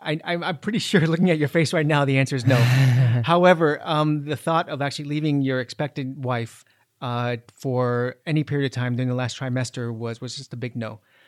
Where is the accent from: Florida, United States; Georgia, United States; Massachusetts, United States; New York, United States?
Florida, United States; Miami; moved away; I'm born and raised in Miami.